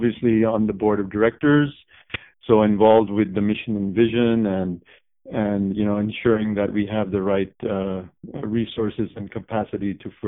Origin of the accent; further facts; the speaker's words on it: Japan; also born or lived in India / Canada; now in United States; Prior to that, I actually grew up in Japan as well. So we're six from Japan, kind of. So I've spent some time in India, of course, boarding school. Also, when I was a little kid, 5 years in Canada.